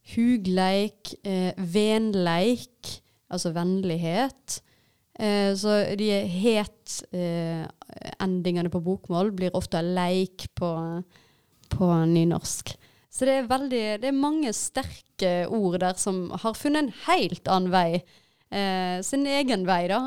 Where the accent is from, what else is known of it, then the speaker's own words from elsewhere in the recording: Vaksdal, Vestland, Norway; jeg kommer fra Vaksdal kommune utenfor Bergen, og det er en uh, nynorsk kommune. Og jeg har hatt uh, nynorsk som hovedmål når jeg er på skolen